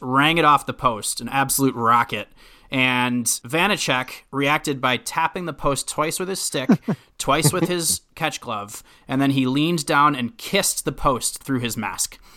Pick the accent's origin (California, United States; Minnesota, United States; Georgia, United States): Minnesota, United States; I was growing up in Minnesota